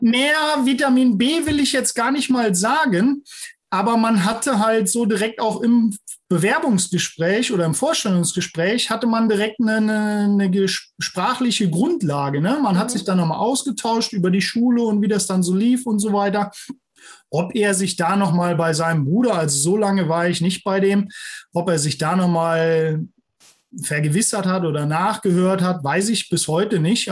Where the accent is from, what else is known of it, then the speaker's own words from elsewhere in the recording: Neunkirchen-Seelscheid, North Rhine-Westphalia, Germany; also born or lived in Bonn; now in near Trier, Germany; ich stamme ursprünglich aus der Region Lohmer, Neunkirchen-Seelscheid